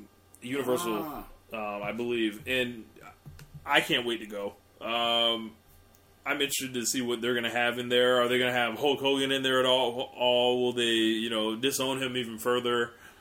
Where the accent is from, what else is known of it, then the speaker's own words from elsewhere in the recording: Springfield, Massachusetts, United States; I'm from Springfield, Massachusetts, for those that don't know.